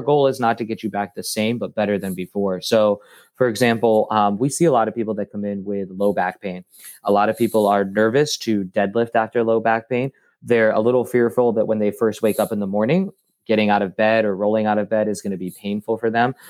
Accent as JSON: {"language": "English", "town": "Cincinnati", "region": "Ohio", "country": "United States", "also_born_or_lived": "Denver / Florida", "moved": "as an adult", "lives_now": "Bradenton, United States", "said": "I'm from Cincinnati and then went to, uh, grad school, at University of Cincinnati"}